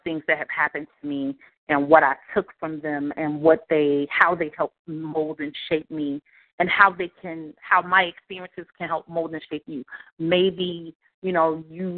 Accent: the South, United States; Growing up in the South

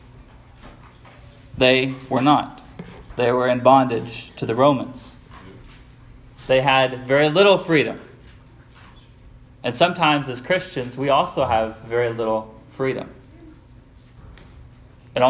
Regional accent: United States; we, as Americans

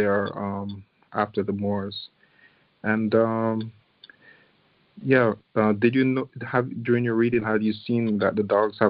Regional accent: Jamaica; I'm from Jamaica

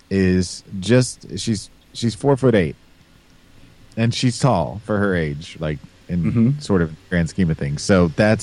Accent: Midwest, United States; now in Illinois, United States; I always picture tall people coming from like my area, from the Midwest, like Nebraska or Missouri.

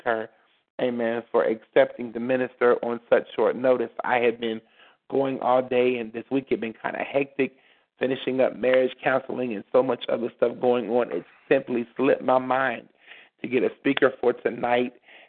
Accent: Beckley, West Virginia, United States; Beckley, West Virginia. Amen. My hometown.

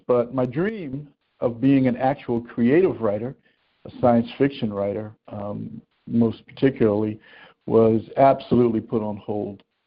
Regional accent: Philadelphia, Pennsylvania, United States; moved away as an adult; I was born and raised in the city of Philadelphia

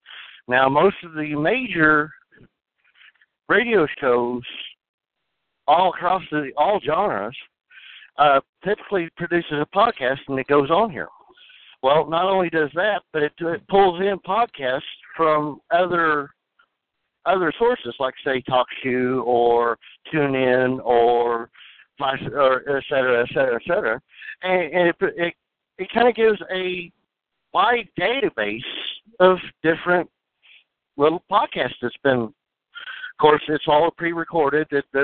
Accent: Springfield, Missouri, United States; I'm from Springfield, Missouri.

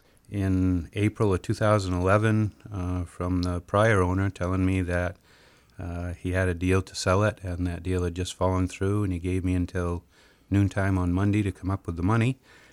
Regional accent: South China, Maine, United States; Yeah, I'm a Mainer, if you can't tell from my accent, born and raised.

